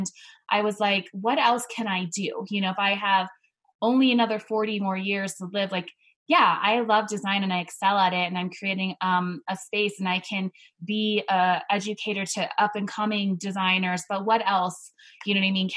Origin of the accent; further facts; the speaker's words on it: Hawaii, United States; moved away; also born or lived in La Junta, Colorado; I was originally from Hawaii.